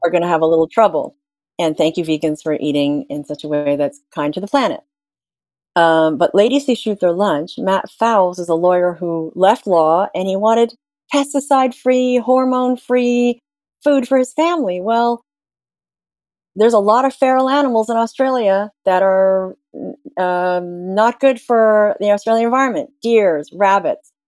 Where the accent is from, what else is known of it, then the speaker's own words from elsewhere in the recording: Ontario, Canada; I'm from Ontario in Canada